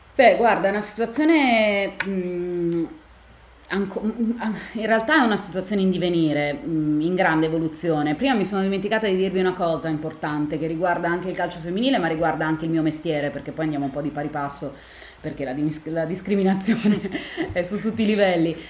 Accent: Milan, Lombardy, Italy; io sono di Milano, sono nata e cresciuta a Milano

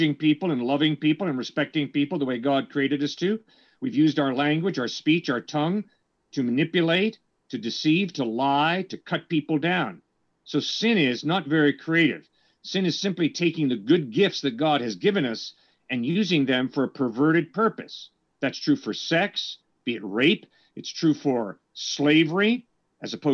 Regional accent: New York City, New York, United States; I was born in New York City.

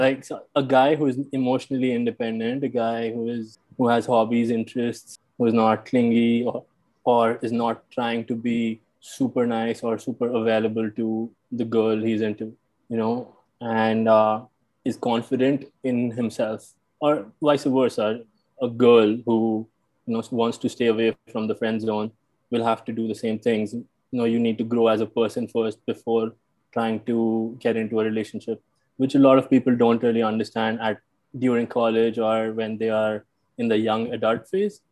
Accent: New Delhi, Delhi, India; also born or lived in Noida, Uttar Pradesh / Pennsylvania, United States; I'm from New Delhi, India. Grew up here.

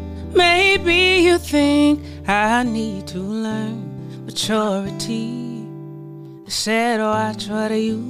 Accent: South Carolina, United States; now in Atlanta, United States; I'm from South Carolina.

